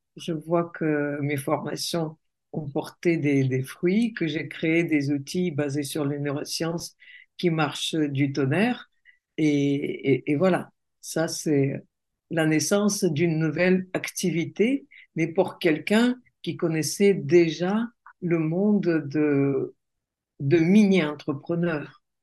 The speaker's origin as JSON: {"language": "French", "country": "Russia", "tie": "born or raised there", "second_language": "French", "moved": "as an adult", "lives_now": "France", "said": "je suis née en Russie. Donc, euh, j'ai vécu en Russie. Et puis après, je me suis mariée avec un Français et je vis en France depuis plus de 30 ans"}